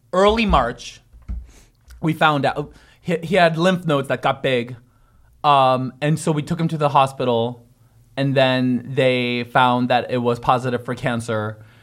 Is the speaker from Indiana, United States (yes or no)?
no; San Francisco, California, United States; also born or lived in Korea; San Francisco